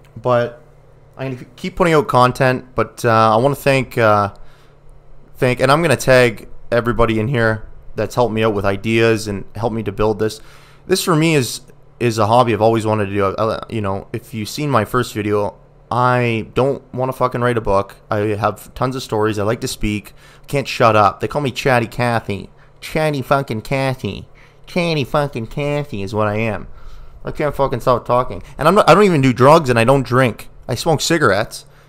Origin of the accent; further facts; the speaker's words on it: Ontario, Canada; I grew up in Ontario